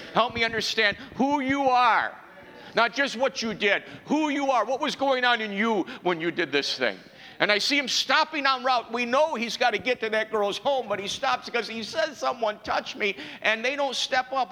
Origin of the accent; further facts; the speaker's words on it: New York, United States; I was raised in New York